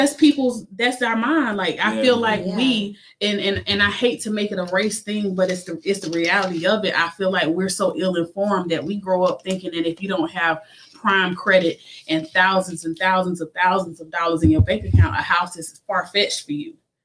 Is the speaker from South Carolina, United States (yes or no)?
yes; Timmonsville, South Carolina, United States; my hometown of Timminsville